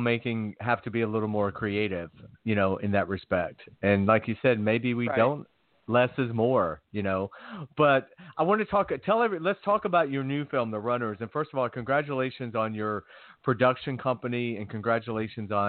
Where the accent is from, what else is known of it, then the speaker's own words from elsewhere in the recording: Georgia, United States; moved away; also born or lived in Los Angeles; I'm from Georgia